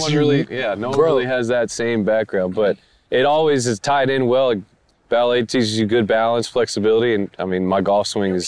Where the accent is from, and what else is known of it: Sacramento, California, United States